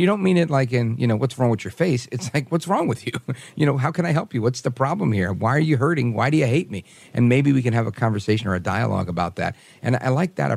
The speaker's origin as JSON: {"language": "English", "region": "New York", "country": "United States", "said": "the abrasive New Yorker in me"}